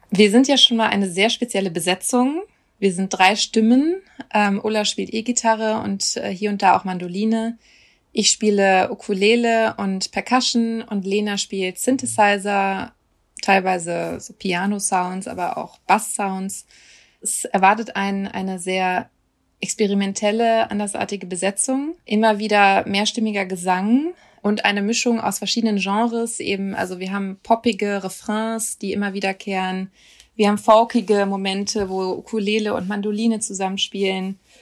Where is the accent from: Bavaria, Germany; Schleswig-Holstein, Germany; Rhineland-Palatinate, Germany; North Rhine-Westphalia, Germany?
North Rhine-Westphalia, Germany; Düsseldorf; moved away; also born or lived in Cologne / Osnabrück; mit Düsseldorf verbinde ich schon Heimat, also vor allem Urdenbach, wo ich herkomme